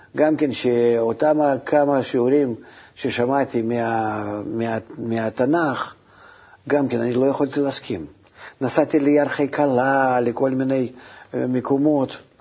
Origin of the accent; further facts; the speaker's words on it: Russia; moved away as an adult; now in Israel; גם ברוסיה, אתה מבין? מאיפה שבאתי